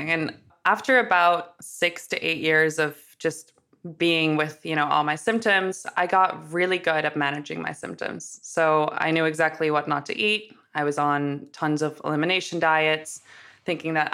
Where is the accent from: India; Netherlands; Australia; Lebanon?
Netherlands; Amsterdam, North Holland; Yeah, so I'm originally from from Amsterdam, so I get a lot of the oh you don't have an accent, but I like to kind of go with it at first because now you'll pick up on it.